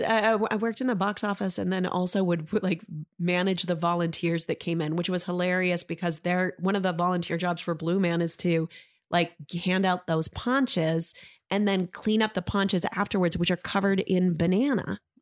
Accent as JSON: {"language": "English", "region": "Maine", "country": "United States", "tie": "born or raised there", "also_born_or_lived": "San Francisco", "said": "I grew up in Maine and grew up right here"}